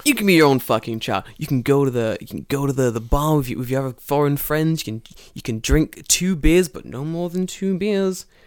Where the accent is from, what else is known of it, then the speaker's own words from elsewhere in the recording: London, United Kingdom; moved away as an adult; now in Japan; So I'm from London, and I've been living in Japan for about three years now